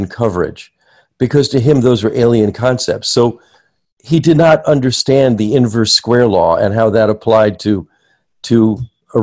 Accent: New Jersey, United States; moved away; I grew up near New York City in New Jersey

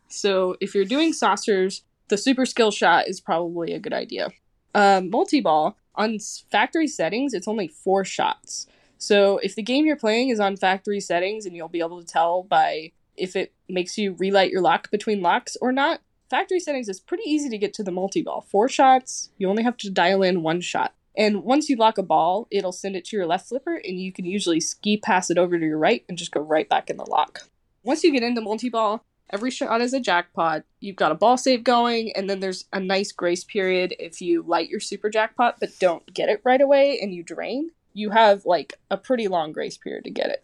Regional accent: Kansas City, United States; I'm from Kansas City

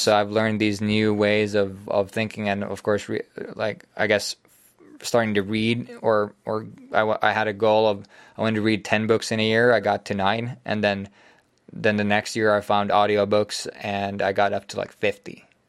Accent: Finland

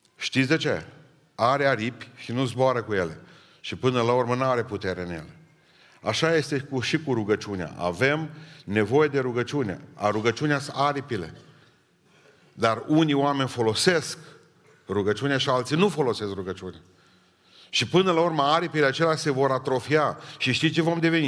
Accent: Romania; m-am născut în România și nu m-am născut în Africa

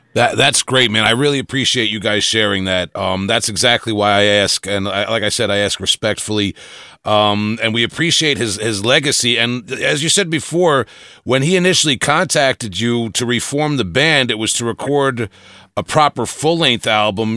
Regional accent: Long Island, New York, United States; I'm from Long Island, New York, so I I, have, I can't pronounce anything right

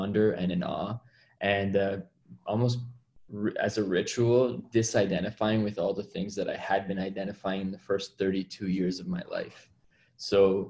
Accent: Toronto, Ontario, Canada; I hail from Toronto, Ontario, Canada. And I practice emergency medicine up here

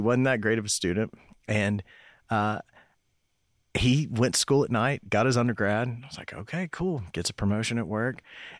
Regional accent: Knoxville, Tennessee, United States; also born or lived in Cumberland Gap; I grew up in Knoxville.

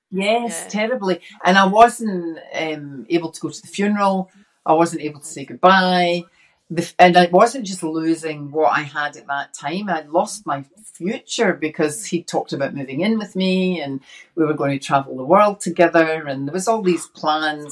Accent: Glasgow, Scotland, United Kingdom; now in Australia; I was brought up in inner city Glasgow as uh, the youngest of six

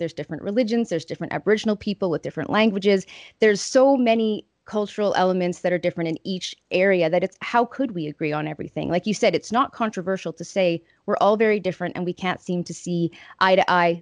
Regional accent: Estevan, Saskatchewan, Canada; my hometown riding of Estevan and Weyburn regions

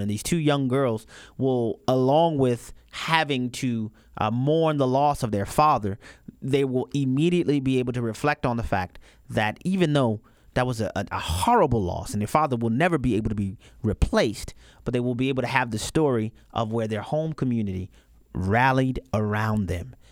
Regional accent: New Orleans, Louisiana, United States; I'm from New Orleans, Louisiana

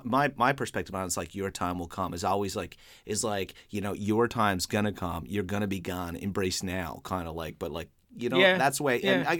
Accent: Newfoundland and Labrador, Canada; accent: Newfoundland

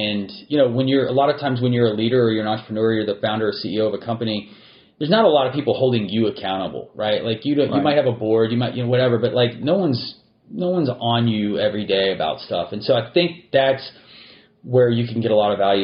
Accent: Texas, United States; I'm a native Texan. I was born in Texas. I've spent most of my life here.

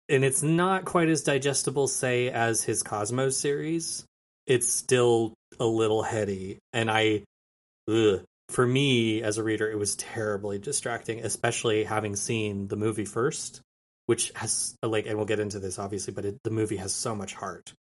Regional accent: a small town outside of Albuquerque, New Mexico, United States; now in Austin, United States; I'm from Albuquerque, a town, a small town outside of Albuquerque, New Mexico. I l, now live in Austin, Texas

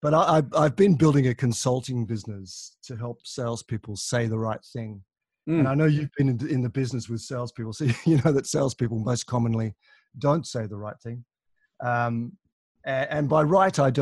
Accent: Tasmania, Australia; moved away as an adult; also born or lived in Moscow, Russia / Adelaide, Australia / London, United Kingdom / Melbourne, Australia; I grew up in Tasmania, which is a little island to the south of Australia.

